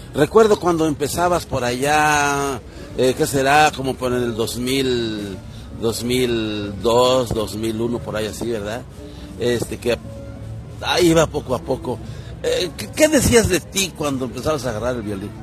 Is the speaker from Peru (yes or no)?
no; Huasteca of Veracruz, Mexico; no soy de, aquí de la Huasteca poblana, pero sí de la Huasteca veracruzana